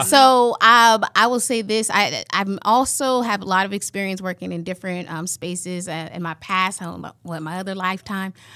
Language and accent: English; California, United States; now in Iowa, United States; I'm originally from California